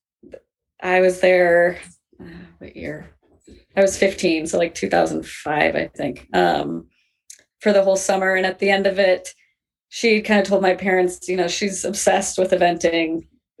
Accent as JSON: {"language": "English", "region": "Minnesota", "country": "United States", "tie": "born or raised there", "also_born_or_lived": "England", "moved": "as an adult", "said": "I grew up in Minnesota."}